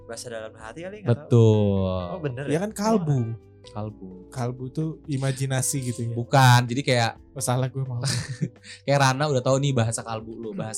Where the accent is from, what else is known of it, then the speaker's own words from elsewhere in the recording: Sumatra, Indonesia; Ah gue mau pulang kampung. Ah ke rumah ke kampung gue Suwarna Dwipa, Sumatera.